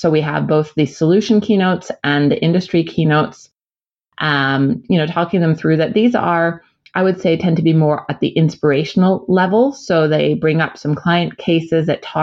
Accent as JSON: {"language": "English", "country": "United States", "moved": "yes", "said": "As an American"}